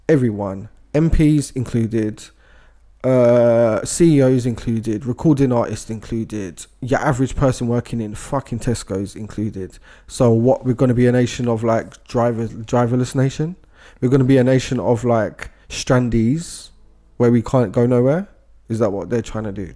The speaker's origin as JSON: {"language": "English", "country": "United Kingdom", "said": "as British people"}